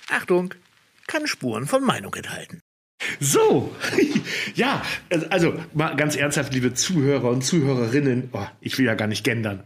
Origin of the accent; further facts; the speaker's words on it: Germany; ich als Friese